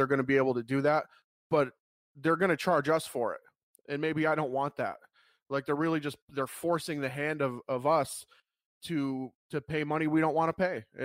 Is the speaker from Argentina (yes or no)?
no; United States; as an American